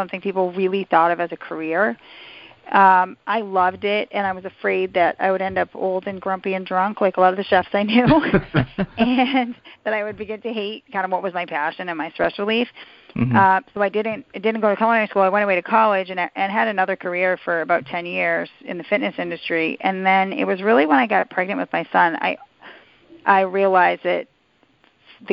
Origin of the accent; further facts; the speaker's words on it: the Berkshires, Massachusetts, United States; also born or lived in New York; I was actually born in New York, but my parents moved at a pretty young age. I grew up out in the Berkshires